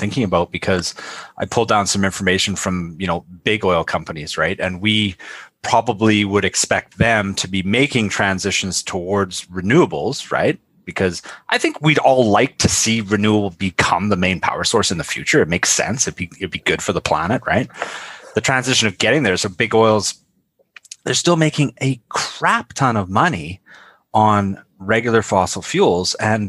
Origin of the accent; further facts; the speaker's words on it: Canada; As a Canadian